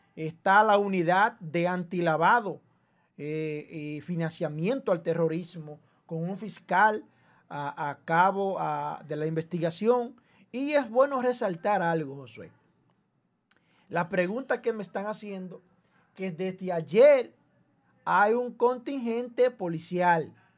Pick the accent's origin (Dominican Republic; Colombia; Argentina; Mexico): Dominican Republic; nosotros tenemos como dominicanos